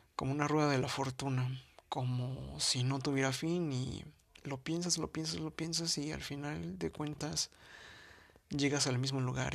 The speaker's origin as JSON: {"language": "Spanish", "region": "Mexico City", "country": "Mexico", "said": "soy de la Ciudad de México"}